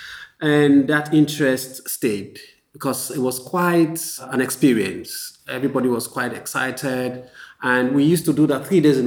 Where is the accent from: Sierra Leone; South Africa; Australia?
Sierra Leone; Freetown, Western Area; also born or lived in London, United Kingdom; now in Accra, Ghana; So I'm a Sierra Leonean. I come from Freetown, Sierra Leone.